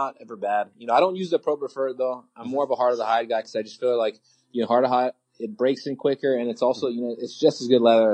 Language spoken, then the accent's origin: English; Hawaii, United States; I'm from Hawaii, just like Florida. We're sunny all the time